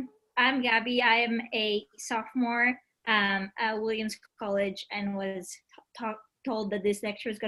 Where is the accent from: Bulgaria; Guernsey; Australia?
Bulgaria; moved away; I am from Bulgaria